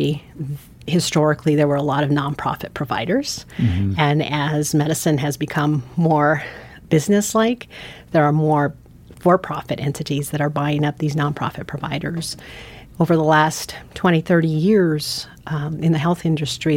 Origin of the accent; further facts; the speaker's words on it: San Francisco, California, United States; also born or lived in Guatemala; now in Montana, United States; I actually grew up in San Francisco. I was born in Guatemala, and when I was 6 months old, my parents decided to move to the United States, and San Francisco became our home